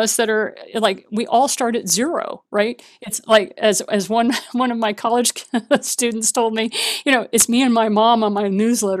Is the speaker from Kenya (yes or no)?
no; Japan; because I was raised in Japan. So, you know, I'm used to hearing gongs.